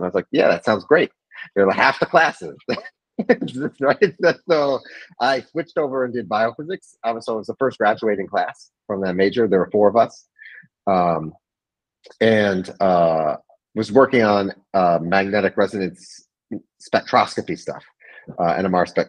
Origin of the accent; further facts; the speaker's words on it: East Lansing, Michigan, United States; moved away; I'm from East Lansing originally.